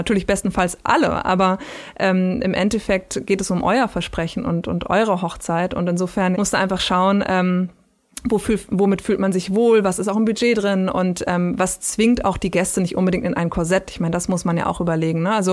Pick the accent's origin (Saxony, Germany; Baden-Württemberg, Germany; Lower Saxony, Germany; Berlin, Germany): Berlin, Germany; Ich Hoch bin Berlinerin, Currywurst natürlich.